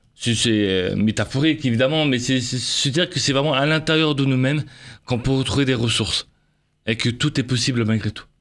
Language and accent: French; Avignon, Provence-Alpes-Côte d'Azur, France; je suis d'origine d'Avignon